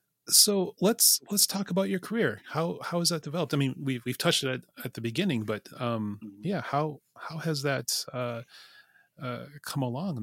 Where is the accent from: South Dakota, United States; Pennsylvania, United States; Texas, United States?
South Dakota, United States; I'm a Dakota. I'm from South Dakota.